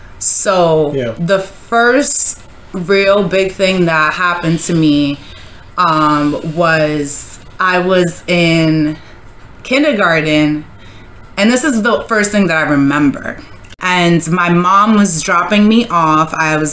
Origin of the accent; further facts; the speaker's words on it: New York, United States; also born or lived in Nairobi, Kenya; I'm African and I was born in Nairobi, Kenya, and then I came here to America in New York when I was 5.